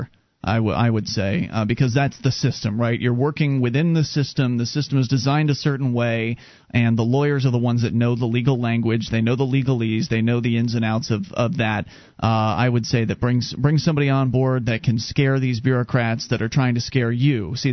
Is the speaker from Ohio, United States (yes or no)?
no; Sarasota, Florida, United States; moved away as an adult; now in New Hampshire, United States; I was born and raised in Sarasota